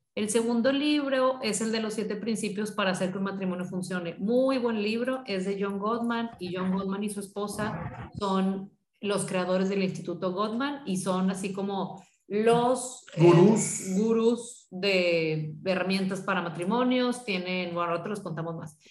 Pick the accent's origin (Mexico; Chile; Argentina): Mexico; Monterrey, Nuevo León; yo soy de aquí de Monterrey